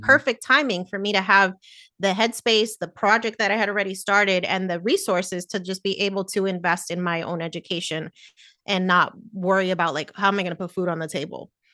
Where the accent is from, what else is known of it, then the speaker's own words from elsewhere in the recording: New Jersey, United States; Me and my sister were born in New Jersey, that's where I grew up